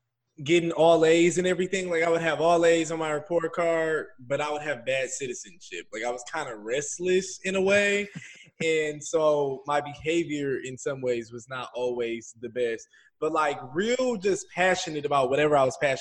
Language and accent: English; Detroit, Michigan, United States; moved away as an adult; also born or lived in New York City, United States; now in Los Angeles, United States; I grew up in Detroit, Michigan, born and raised.